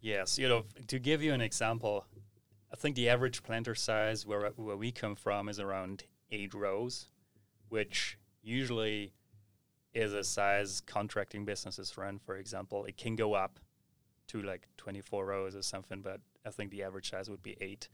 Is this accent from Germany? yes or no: yes; Southern Germany, Germany; we have a lot of small-scale farms in the south where Lara is coming from. I also originated from that area